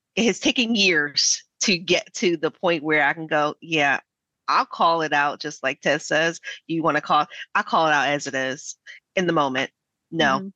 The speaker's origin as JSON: {"language": "English", "town": "Philadelphia", "region": "Pennsylvania", "country": "United States", "said": "I'm a Black American. I'm from West Philadelphia"}